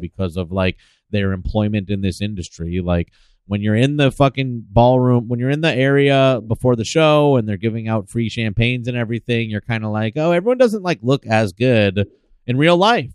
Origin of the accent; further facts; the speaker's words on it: the San Fernando Valley, California, United States; I grew up in the Valley